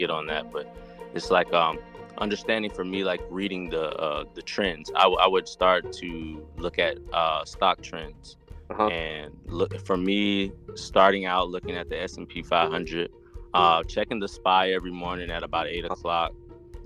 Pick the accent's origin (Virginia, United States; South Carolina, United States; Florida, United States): South Carolina, United States; moved away as an adult; I'm from South Carolina, dude. Never left this town